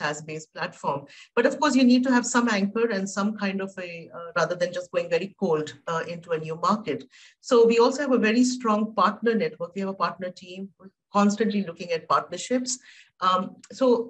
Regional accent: India; I come from India

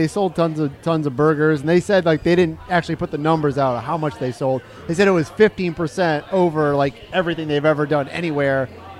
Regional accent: Michigan, United States; now in Orlando, United States; I'm from Michigan.

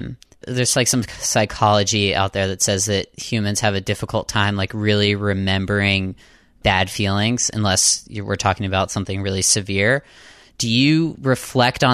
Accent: Southwestern Pennsylvania, United States; now in Boston, United States; I'm from Southwestern PA. I grew up on a farm

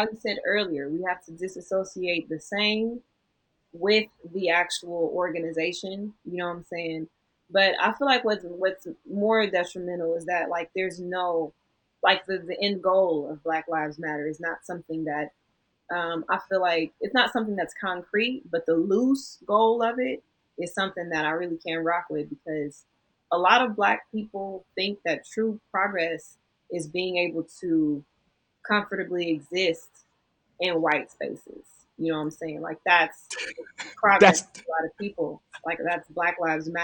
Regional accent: United States; also born or lived in Los Angeles; as an American

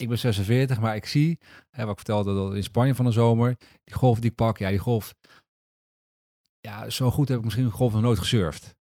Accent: Netherlands; we zijn Nederlanders

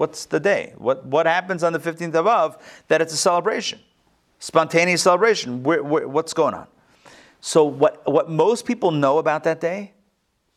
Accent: Pittsburgh, Pennsylvania, United States; moved away; also born or lived in London / Morristown / Miami; Growing up in Pittsburgh in yeshiva, in an all-boys yeshiva

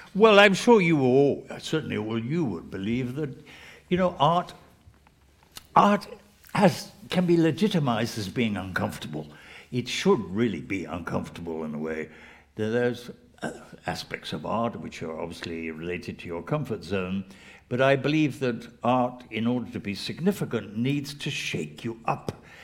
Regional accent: England, United Kingdom; I'm English

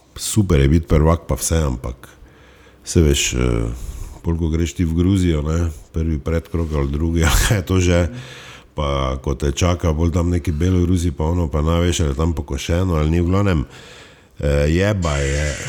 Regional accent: Styria, Slovenia; Štajerci smo

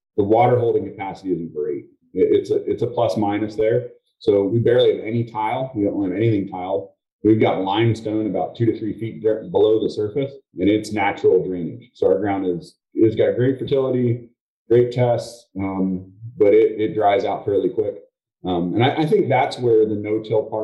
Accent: Mount Joy, Pennsylvania, United States; We're from Mount Joy, Pennsylvania, which is south central Pennsylvania

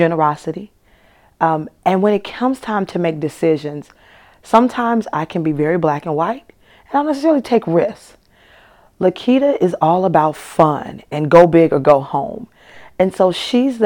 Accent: United States; first language English; now in Milwaukee, United States; I am American. I speak English. I've mastered my native tongue.

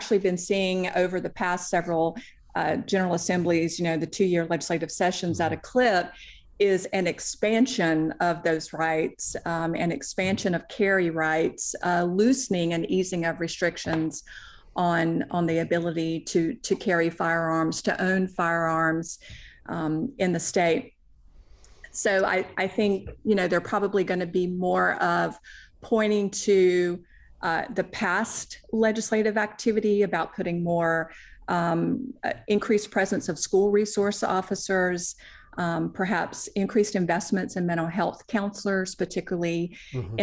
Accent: South Carolina, United States; I hail from South Carolina

